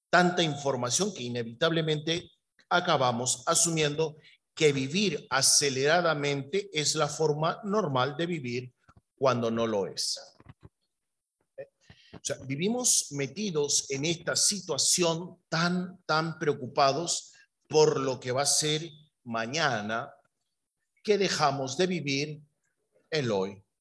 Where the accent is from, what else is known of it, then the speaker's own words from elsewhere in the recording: Peru; born there; yo soy peruano de nacimiento, yo iba guiando